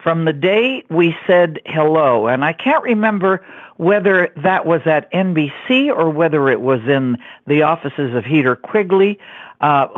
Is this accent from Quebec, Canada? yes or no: yes; Montreal, Quebec, Canada; moved away; I was, you know, born in Montreal, Canada